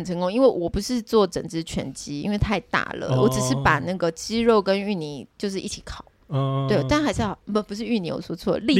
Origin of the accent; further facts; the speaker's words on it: Taiwan; 没有，因为我们是台湾人，我们过节就是那个吃嘛。